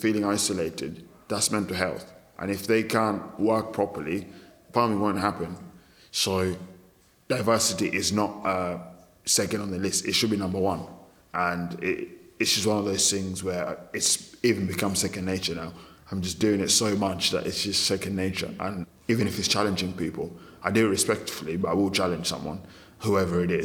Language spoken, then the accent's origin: English; Kenya; now in United Kingdom; growing up in Kenya, and then coming here